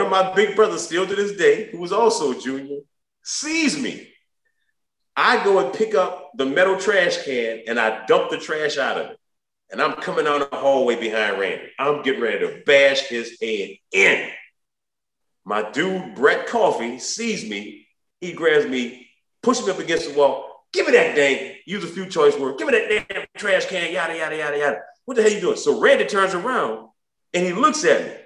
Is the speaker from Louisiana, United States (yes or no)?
yes; New Orleans, Louisiana, United States; I'm from New Orleans. I'm from the 6th Ward, 9th Ward, and 7th Ward.